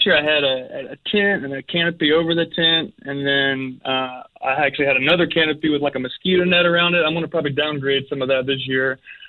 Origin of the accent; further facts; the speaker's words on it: down by Baton Rouge, Louisiana, United States; I'm from Louisiana, down by Baton Rouge.